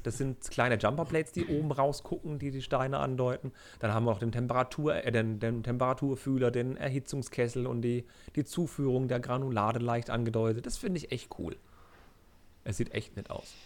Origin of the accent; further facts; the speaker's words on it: Germany; ich als Deutscher